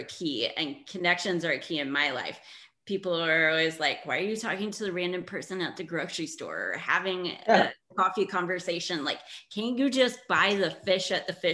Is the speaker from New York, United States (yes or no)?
no; Indiana, United States; moved away as an adult; also born or lived in Barcelona; I grew up in Indiana